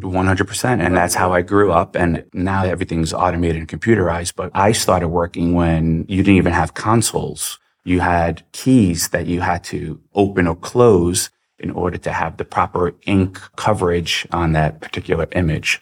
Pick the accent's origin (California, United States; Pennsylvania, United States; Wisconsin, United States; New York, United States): New York, United States; New York City; I actually grew up in Queens, New York, but my family is from Serbia.